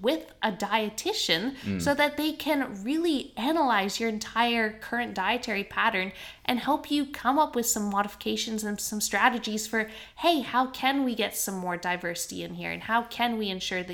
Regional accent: Canada; now in Australia; I grew up in Canada, and the grocery store that we shopped at was called Save On Foods

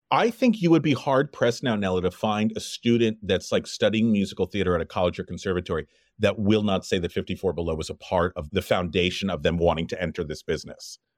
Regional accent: Los Angeles, California, United States; also born or lived in Brooklyn, New York; I grew up in Los Angeles

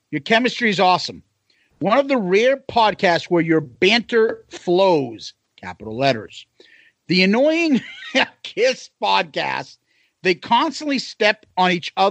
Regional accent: New York, United States; Yeah, I'm from New York too.

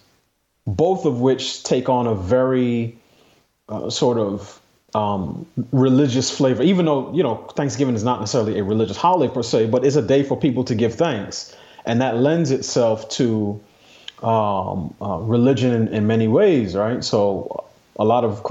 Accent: New York City, New York, United States; I grew up in New York City.

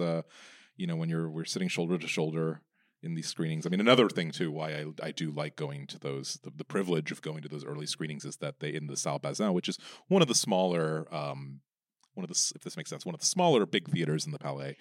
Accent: United States; I am, like, the only one, apart from the other few Americans

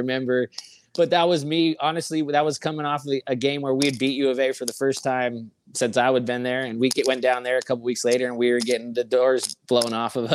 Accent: Southern California, United States; moved away; also born or lived in Arizona; I grew up in Southern California

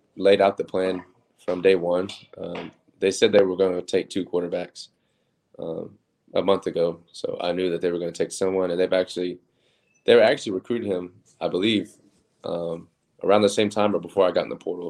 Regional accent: Oklahoma City, Oklahoma, United States; moved away as an adult; also born or lived in Texas; I'm from Oklahoma City, so um, we can get four seasons in one day in Oklahoma

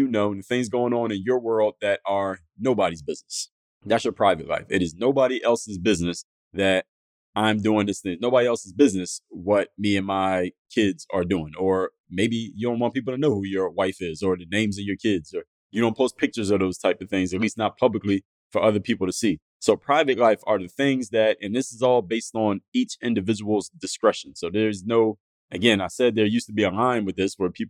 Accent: Philadelphia, Pennsylvania, United States; moved away; Where I grew up in Philadelphia, my house that I grew up in was across the street from a church.

